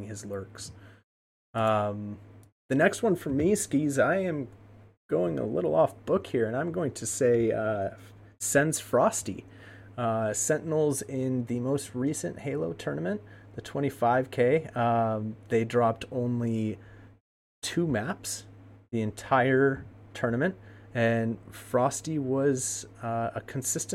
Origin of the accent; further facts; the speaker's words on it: United States; I am an American